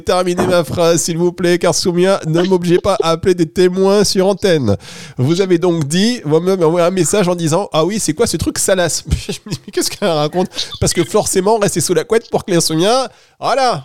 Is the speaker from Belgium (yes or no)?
no; Dunkirk, Hauts-de-France, France; je suis originaire du Nord, donc de Dunkerque